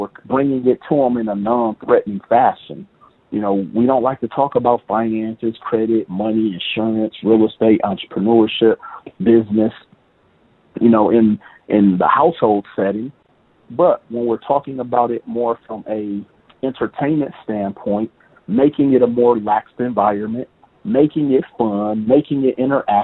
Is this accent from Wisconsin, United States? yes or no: yes; Milwaukee, Wisconsin, United States; moved away as an adult; now in Las Vegas, United States; Milwaukee, Wisconsin, which is my hometown